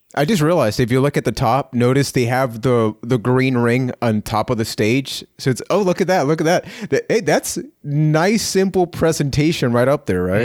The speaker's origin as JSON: {"language": "English", "country": "Puerto Rico", "said": "I am from Puerto Rico"}